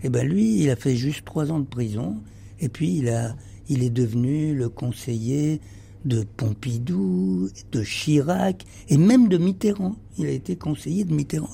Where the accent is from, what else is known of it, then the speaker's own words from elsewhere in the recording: Egypt; moved away; je suis né en Égypte et, et euh, je pense que ma famille était en Égypte depuis toujours.